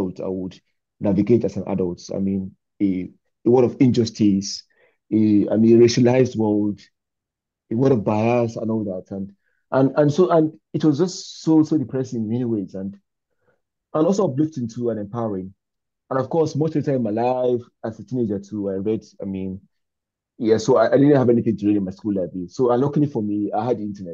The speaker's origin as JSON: {"language": "English", "country": "Nigeria", "tie": "born or raised there", "moved": "yes", "said": "as a Nigerian man too, I am now"}